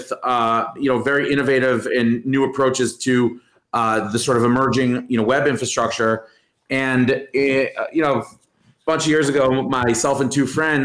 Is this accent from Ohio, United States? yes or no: yes; Cleveland, Ohio, United States; moved away; I grew up in the U.S. I grew up in Cleveland, Ohio